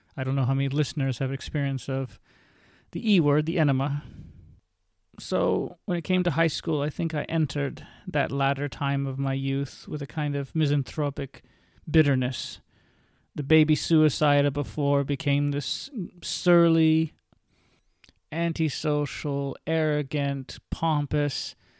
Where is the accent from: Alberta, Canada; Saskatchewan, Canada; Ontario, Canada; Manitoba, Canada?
Ontario, Canada; St. Catharines; I was born and raised in Saint Catharines, Ontario